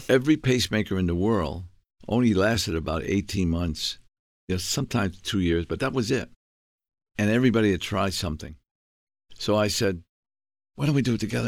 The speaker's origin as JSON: {"language": "English", "region": "New York", "country": "United States", "tie": "born or raised there", "also_born_or_lived": "Plymouth", "moved": "yes", "said": "I was born in New York. Um, I grew up in the South Bronx"}